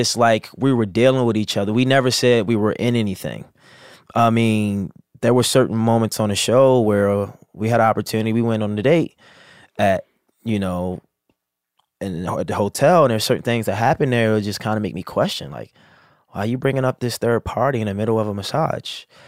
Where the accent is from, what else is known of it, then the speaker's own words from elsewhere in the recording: Baltimore, Maryland, United States; I'm from Baltimore